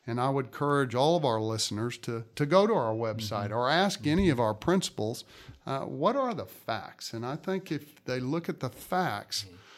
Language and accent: English; Katy, Texas, United States; When I grew up in Katy and graduated Taylor High School in 1983, there were a little less than 10,000 kids in the district.